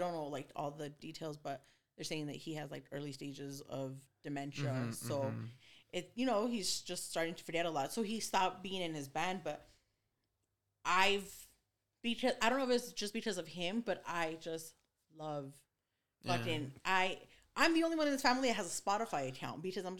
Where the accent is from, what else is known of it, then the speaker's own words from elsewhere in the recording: Los Angeles, California, United States; I come from East LA. I come from being around cholos.